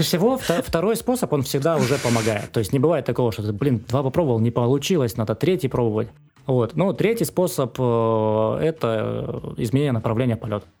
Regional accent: Rostov-on-Don, Rostov Oblast, Russia; Я сам из Ростова

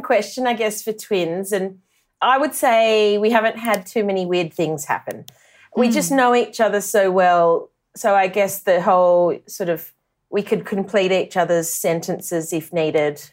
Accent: country New South Wales, Australia; As as country kids, we often went to school holiday cricket camps. Um, Warren Smith ran a few in Wagga

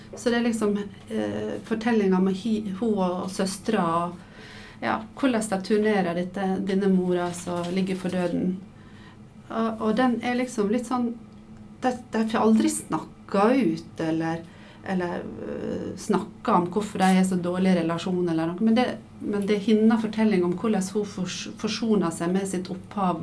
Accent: Sunnmøre, Møre og Romsdal, Norway; moved away as an adult; now in Oslo, Norway; du hører sikkert at jeg er dialekt. Jeg er fra Sunnmøre og flytta til Oslo da jeg var 19.

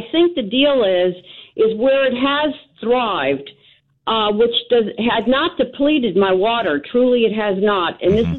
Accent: upstate New York, United States; moved away; I'm a transplant from New York, but I was brought up upstate New York

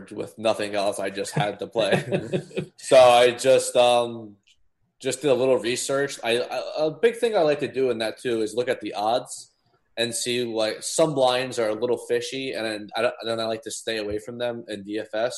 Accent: New Jersey, United States; I was born and raised in New Jersey

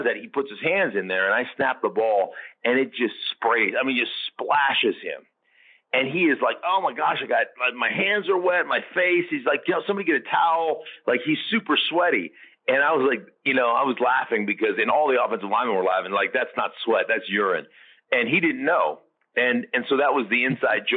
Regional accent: Alaska, United States; moved away as an adult; also born or lived in Idaho; I grew up in Alaska.

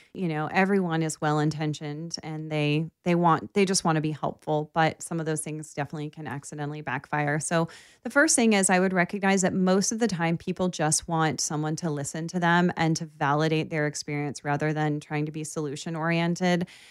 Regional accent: Baltimore, Maryland, United States; I grew up in Baltimore

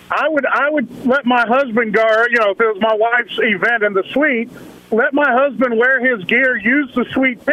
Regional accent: Tampa, Florida, United States; because I'm from Tampa

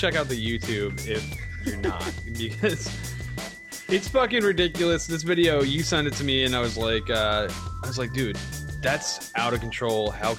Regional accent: United States; I'm from America

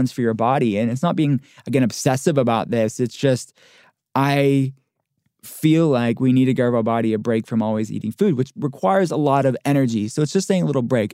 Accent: Pittsburgh, Pennsylvania, United States; I'm from Pittsburgh. I'm from a working-class town

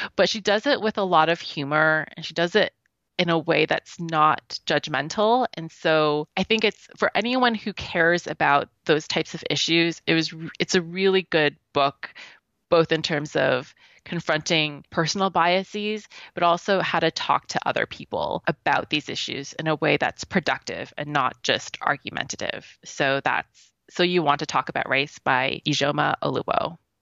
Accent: Canada; because I'm Canadian

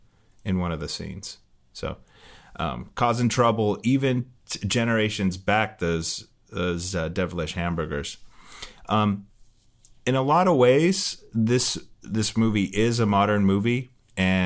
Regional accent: United States

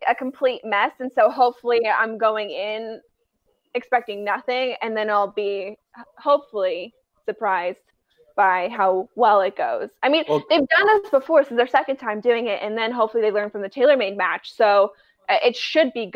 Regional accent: Colorado, United States; I was born in Colorado

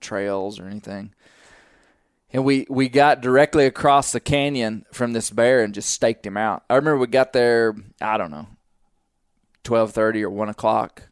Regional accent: Arkansas, United States; we're from Arkansas

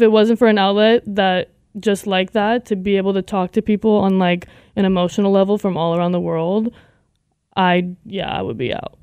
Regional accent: Las Vegas, Nevada, United States; I'm from Las Vegas, Nevada.

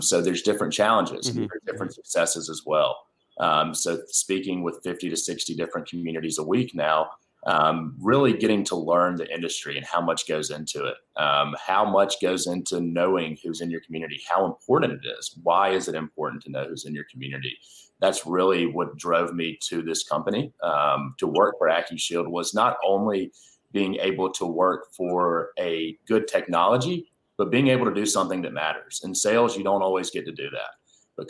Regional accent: Alabama, United States; moved away as an adult; also born or lived in Austin, Texas / Rochester; now in Atlanta, United States; I'm from Alabama

